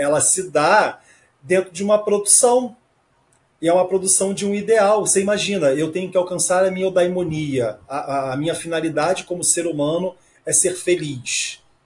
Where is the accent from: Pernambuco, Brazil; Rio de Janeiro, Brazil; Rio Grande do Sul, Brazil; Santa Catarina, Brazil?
Rio de Janeiro, Brazil; eu sou do Rio de Janeiro